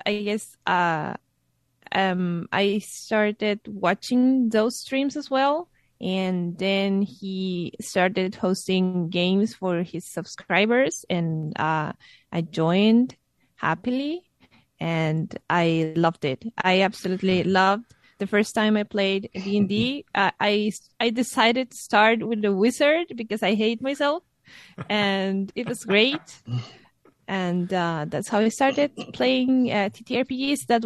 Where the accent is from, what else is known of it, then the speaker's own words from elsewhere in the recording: Guadalajara, Jalisco, Mexico; now in Savannah, United States; I'm from Mexico. I I was born in Guadalajara, but moved around the uh, the country, and um, uh, I'm living now in Savannah